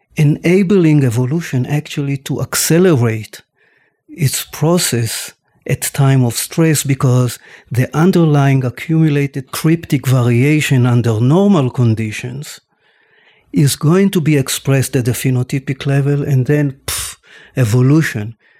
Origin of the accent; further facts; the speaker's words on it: Tel Aviv, Tel Aviv District, Israel; I was born and raised in Tel Aviv